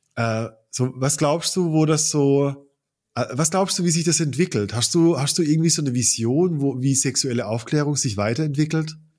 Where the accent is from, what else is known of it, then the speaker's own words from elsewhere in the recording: Baden-Württemberg, Germany; moved away; aus der Baden-Württemberg-Ecke, aus der ich komme